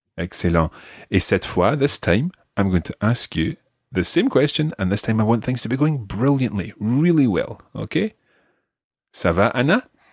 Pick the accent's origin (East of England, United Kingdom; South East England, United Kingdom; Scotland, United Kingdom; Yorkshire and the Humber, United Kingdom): Scotland, United Kingdom; we are Scottish